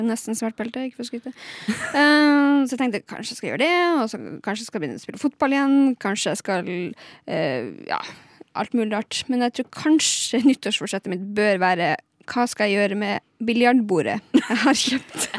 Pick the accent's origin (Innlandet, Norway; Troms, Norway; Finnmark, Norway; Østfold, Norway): Finnmark, Norway; Lakselv; moved away; jeg har vært hjemme i Lakseelv